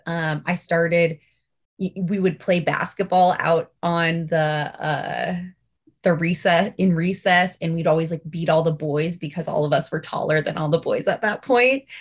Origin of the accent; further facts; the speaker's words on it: Alaska, United States; We grew up in Alaska, um, born and raised up here